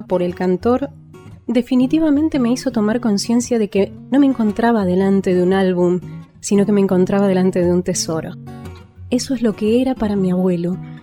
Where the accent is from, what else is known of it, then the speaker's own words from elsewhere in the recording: Argentina; Como argentina y casi porteña